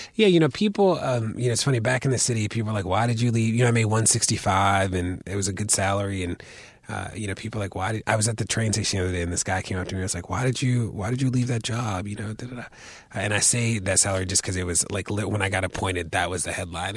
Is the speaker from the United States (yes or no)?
yes; Baltimore, Maryland, United States; I grew up in Baltimore